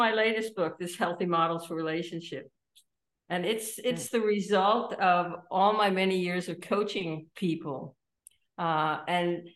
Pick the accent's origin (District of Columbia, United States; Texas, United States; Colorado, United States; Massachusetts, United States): District of Columbia, United States; Washington; moved away as an adult; also born or lived in Sweden; now in Copenhagen, Denmark; I grew up in Washington, D.C.